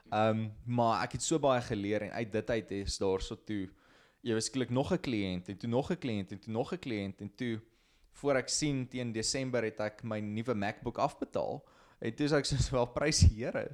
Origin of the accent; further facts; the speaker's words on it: Potchefstroom, North West, South Africa; also born or lived in Klerksdorp; Ek kom van Potchef, gebore hierso of nie eintlik gebore hier, ek is gebore in Klerksdorp, maar heel lewe lank in Potchef gebly.